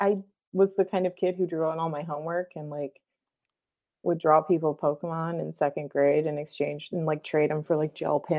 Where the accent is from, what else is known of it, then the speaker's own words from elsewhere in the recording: Racine, Wisconsin, United States; I grew up in Racine, Wisconsin, which is the home of the S.C. Johnson Company.